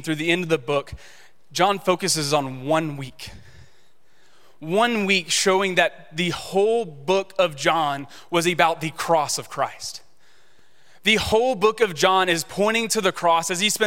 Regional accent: Shreveport, Louisiana, United States; I grew up in Shreveport

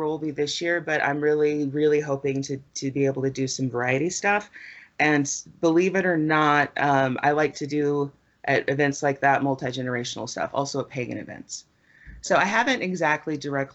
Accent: Las Cruces, New Mexico, United States; also born or lived in Grants, New Mexico; now in Albuquerque, United States; I moved to Albuquerque from Las Cruces. And Las Cruces is in southern New Mexico for, your folks that aren't from here. And that's where I graduated from high school

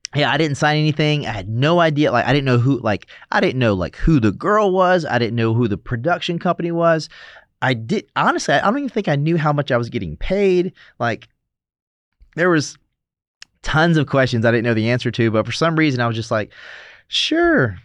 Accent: South Carolina, United States; moved away as an adult; now in Los Angeles, United States; growing up in South Carolina, we went to church on Wednesdays, Sunday, Sunday night

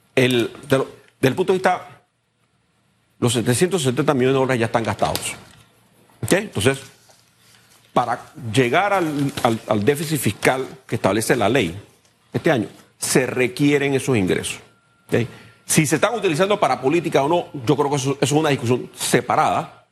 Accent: Panama; como panameños

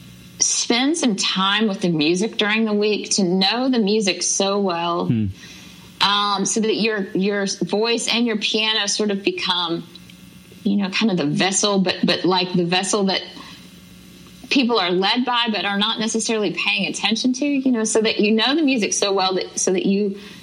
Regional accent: Jackson, Mississippi, United States; moved away as an adult; now in Nashville, United States; I grew up in Jackson, Mississippi

